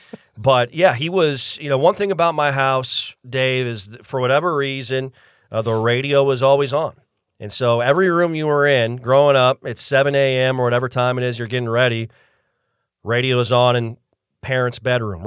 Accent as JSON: {"language": "English", "town": "Mitchell", "region": "South Dakota", "country": "United States", "tie": "born or raised there", "moved": "as an adult", "lives_now": "Tallahassee, United States", "said": "I went to college in Mitchell as well, so that was where I grew up for the first 22 years of my life"}